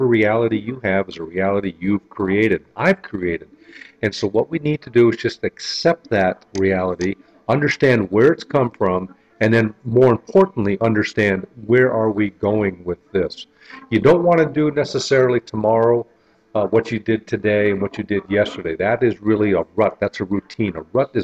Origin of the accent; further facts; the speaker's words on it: North Kingsville, Ohio, United States; where I grew up in North Kingsville, Ohio